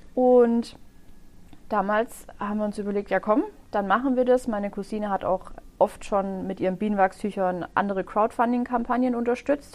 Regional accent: Öschelbronn, Baden-Württemberg, Germany; also born or lived in Herrenberg; Ich bin gebürtige Öschlebraunerin

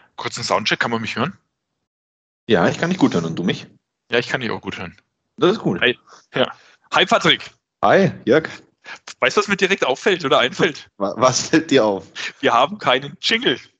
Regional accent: Swabia, Germany; dass ich der Schwabe bin

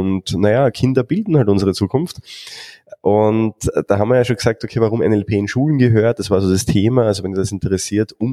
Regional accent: Austria; welche Themen so in der Vergangenheit aufgetaucht sind bei uns in Österreich

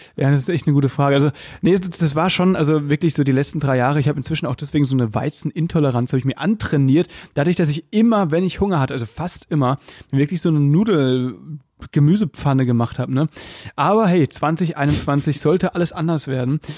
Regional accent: Baden-Württemberg, Germany; moved away as an adult; now in Berlin, Germany; ich komme aus Baden und nicht aus Württemberg

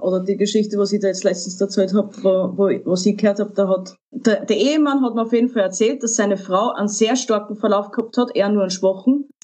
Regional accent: Austria; bei uns in Österreich

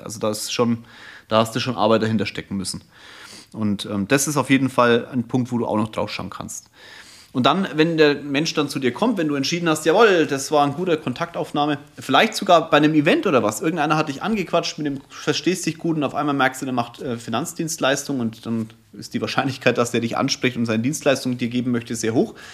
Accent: Franconia, Bavaria, Germany

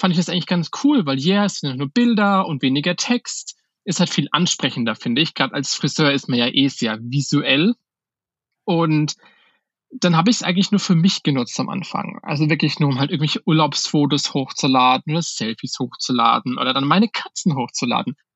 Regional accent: Schweinfurt, Bavaria, Germany; weil ich komme aus Schweinfurt, das ist halt jetzt eine Kleinstadt mit, weiß ich gar nicht, wie viele Einwohner, 50, 60.000 Einwohner.

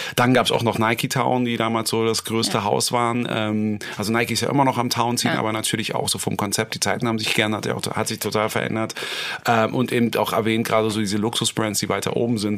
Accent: Berlin, Germany; für mich als Berliner

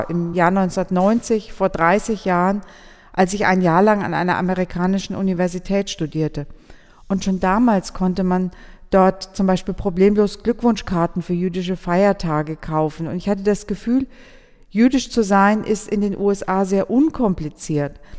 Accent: Würzburg, Bavaria, Germany; Wir sind ja beide Würzburger

